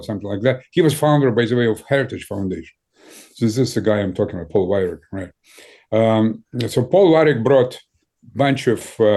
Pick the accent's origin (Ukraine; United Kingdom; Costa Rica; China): Ukraine; English is a second language; also born or lived in Moscow, Russia; now in United States; I was born in Ukraine